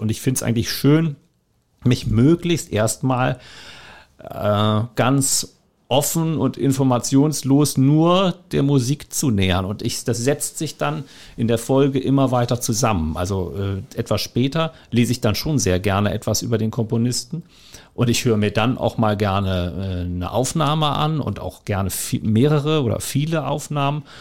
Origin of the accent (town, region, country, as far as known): Hamburg, Germany; born or raised there; moved away as an adult; also born or lived in Kiel / Upper Franconia; now in Cottbus, Germany